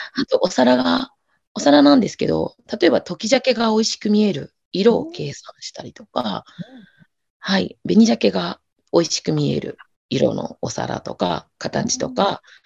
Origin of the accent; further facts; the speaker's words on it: Sapporo, Hokkaido, Japan; also born or lived in Ehime / Finland; 札幌出身で、えっ、ー、と、愛媛と札幌行ったり来たりしながら、ものづくりをしています